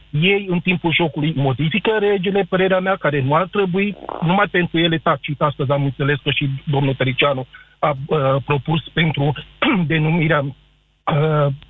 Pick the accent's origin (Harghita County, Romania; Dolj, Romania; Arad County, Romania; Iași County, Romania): Arad County, Romania; Arad; sunt din Arad